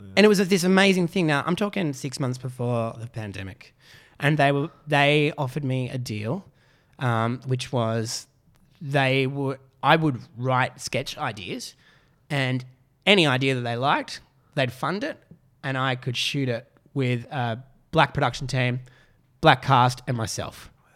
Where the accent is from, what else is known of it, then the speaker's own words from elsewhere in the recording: Canberra, Australian Capital Territory, Australia; moved away; also born or lived in Melbourne; I grew up in Canberra.